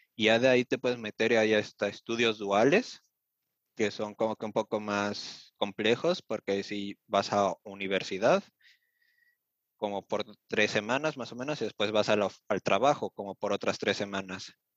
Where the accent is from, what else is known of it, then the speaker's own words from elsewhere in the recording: Mexico City, Mexico; moved away as an adult; now in Germany; yo soy originario de la Ciudad de México